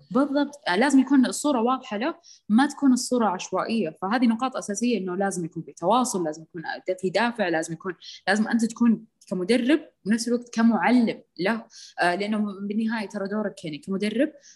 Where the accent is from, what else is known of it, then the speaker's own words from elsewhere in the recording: Saudi Arabia; عندنا بالسعوديه